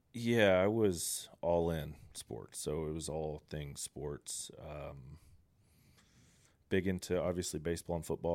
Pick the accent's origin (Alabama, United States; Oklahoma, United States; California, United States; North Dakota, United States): Oklahoma, United States; Coweta; also born or lived in Texas; I'm a born and raised Coweta guy